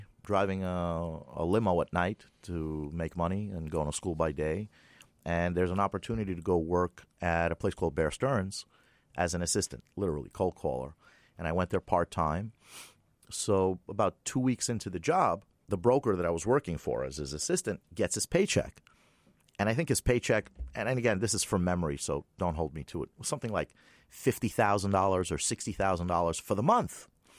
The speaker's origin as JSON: {"language": "English", "region": "Moscow", "country": "Russia", "tie": "born there", "moved": "yes", "said": "I was born in Moscow, 1966. I immigrated with my family. We left as political refugees. We had to pay to give up our Soviet passports. And, you have to understand, being Jewish in the Soviet Union wasn't exactly a prize."}